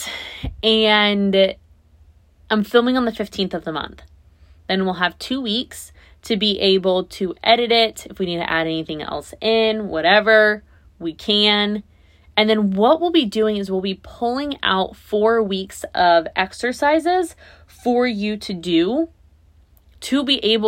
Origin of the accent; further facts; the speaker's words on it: Naples, Florida, United States; my hometown, where I live now